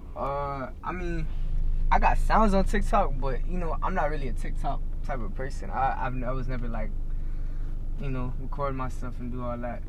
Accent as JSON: {"language": "English", "town": "North Lauderdale", "region": "Florida", "country": "United States", "tie": "born or raised there", "also_born_or_lived": "Oakland Park, Florida", "said": "I was born at OP Oakland Park, but you know, when I was a jet, I moved straight to North Lauderdale. Uh, was raised there"}